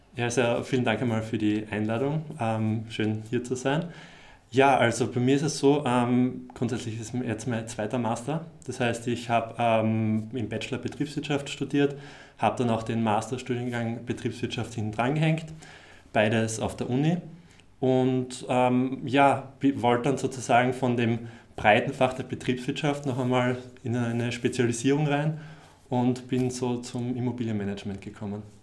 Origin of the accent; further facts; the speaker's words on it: Graz, Styria, Austria; moved away; ich komme eigentlich aus Graz